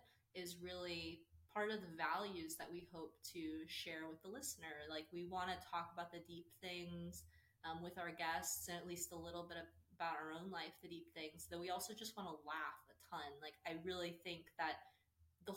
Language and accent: English; Austin, Texas, United States; also born or lived in Dallas, Texas; I was born and raised in Austin, Texas